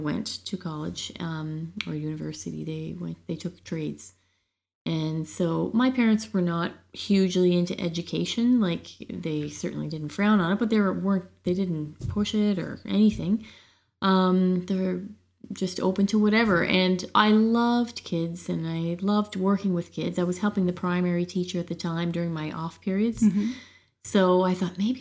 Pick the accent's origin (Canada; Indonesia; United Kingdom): Canada; Cape Breton, Nova Scotia; moved away; I was home for Easter in Cape Breton